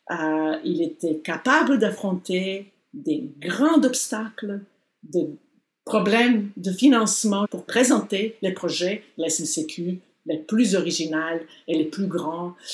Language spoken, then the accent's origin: French; Montreal, Quebec, Canada; Tout le monde à qui je parle euh, de l'extérieur, quand je dis que je viens de Montréal, ils disent Ah, est-ce que vous connaissez Walter Boudreau